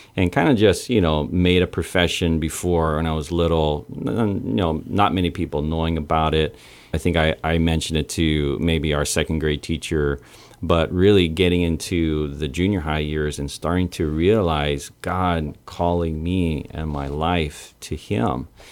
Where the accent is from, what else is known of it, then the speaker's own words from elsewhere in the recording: Santa Rita, Guam; born on Guam, and I am Chamorro Filipino.